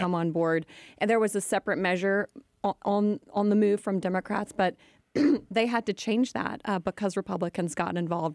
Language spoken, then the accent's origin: English; United States; as Americans